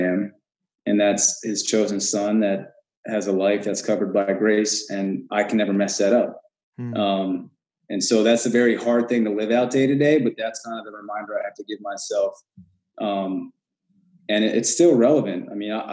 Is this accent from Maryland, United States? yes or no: yes; Westminster, Maryland, United States; I grew up in Westminster